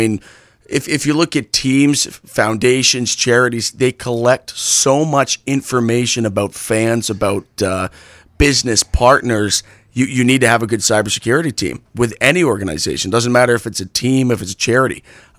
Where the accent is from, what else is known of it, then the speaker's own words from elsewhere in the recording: New England, United States; now in Arizona, United States; Obviously, growing up in New England, we're surrounded by these big Boston, New York, all these big markets.